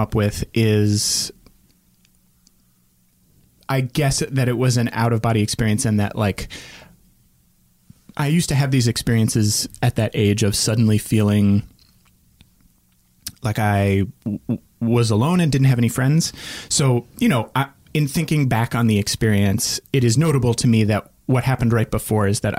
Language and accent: English; Northern Virginia, United States; the neighborhood where I grew up in Northern Virginia